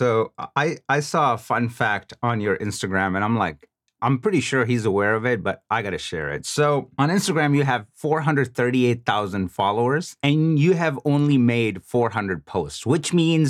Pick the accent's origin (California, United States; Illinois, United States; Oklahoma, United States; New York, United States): Illinois, United States; Chicago; I mean, I'm originally from Chicago.